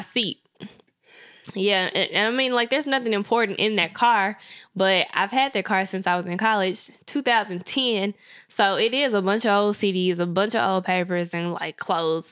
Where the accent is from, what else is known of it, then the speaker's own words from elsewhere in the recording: Memphis, Tennessee, United States; I grew up in the hood of Memphis